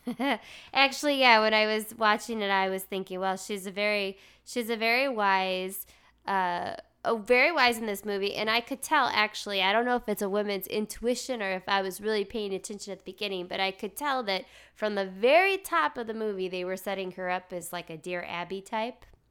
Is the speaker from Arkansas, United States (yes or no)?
yes; Arkansas, United States; I'm from Arkansas.